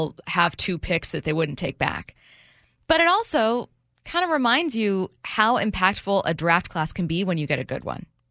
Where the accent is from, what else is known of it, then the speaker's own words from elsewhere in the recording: SeaTac, Washington, United States; I am from Washington State. I grew up in SeaTac.